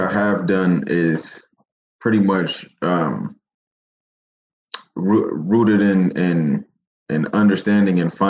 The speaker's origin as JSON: {"language": "English", "town": "Seattle", "region": "Washington", "country": "United States", "tie": "born or raised there", "also_born_or_lived": "Kent, Washington", "said": "But I grew up in the Central District. Born and raised in Seattle."}